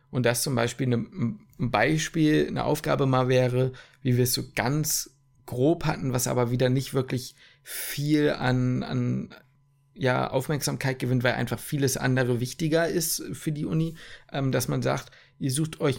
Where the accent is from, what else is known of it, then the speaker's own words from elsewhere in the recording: Ruhr area, North Rhine-Westphalia, Germany; ich komme aus dem Ruhrpott.